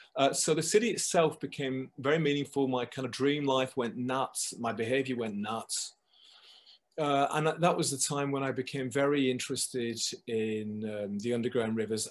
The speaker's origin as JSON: {"language": "English", "area": "just outside Manchester, Lancashire", "region": "North West England", "country": "United Kingdom", "moved": "yes", "lives_now": "London, United Kingdom", "said": "I come from the north of England. I come from um, just outside Manchester, sort of um, uh, in Lancashire."}